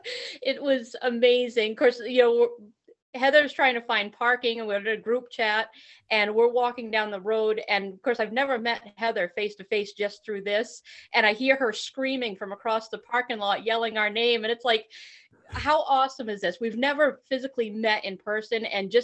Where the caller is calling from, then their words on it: Norton, Vermont, United States; I'm calling from Norton, Vermont.